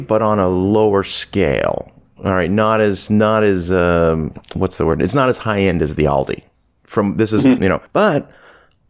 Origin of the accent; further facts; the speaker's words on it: Canada; also born or lived in Southern United States; now in United States; I'm from Canada originally